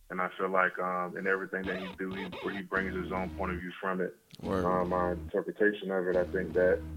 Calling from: Mooresville, United States; I'm calling from Mooresville.

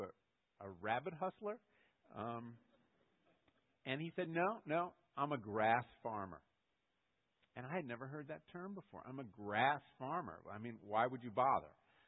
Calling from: Connecticut, United States; And I said, no, I'm calling from Connecticut, and I was wondering if you could send me one.

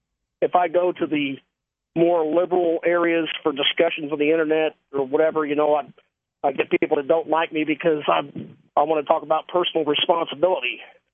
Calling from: Tennessee, United States; I'm calling from Tennessee.

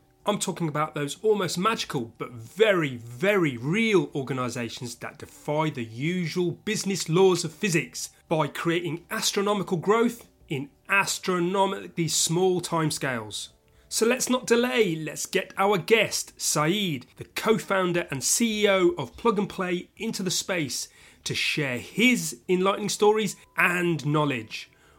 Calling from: London, United Kingdom; And your host today is me … IT Labs Chief Talking Officer, and I'm speaking from London, UK.

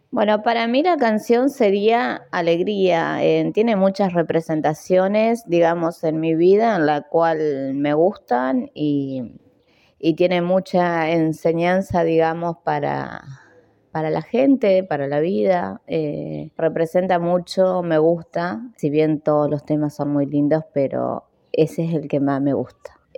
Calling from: Colón, Entre Ríos, Argentina; de Colón Entre Ríos

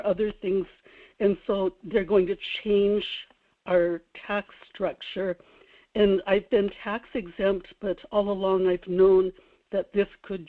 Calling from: Kodiak, Alaska, United States; This is … in Kodiak.

